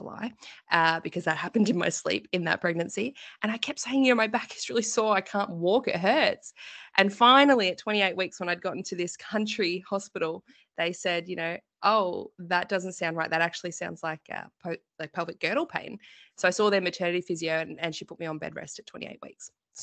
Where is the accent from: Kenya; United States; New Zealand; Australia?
Australia; Victoria; But we are originally from Victoria as well. So a lot of our family is here. And we are due to move to Queensland in about 3 months' time. So we move a lot.